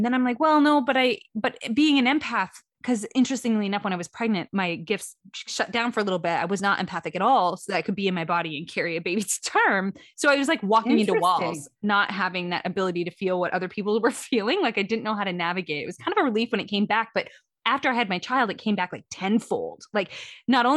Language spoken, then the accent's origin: English; Midwest, United States; I grew up in the Midwest